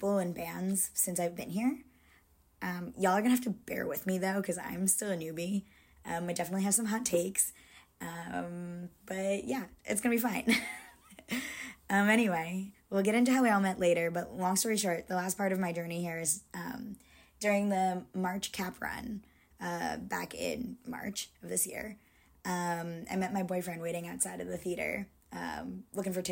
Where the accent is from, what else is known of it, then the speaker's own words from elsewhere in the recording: Connecticut, United States; now in Brooklyn, United States; I live in Brooklyn, but I'm originally from Connecticut